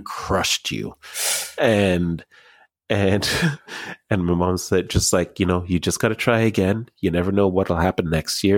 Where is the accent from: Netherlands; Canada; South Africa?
Canada; Markham, Ontario; I grew up in Markham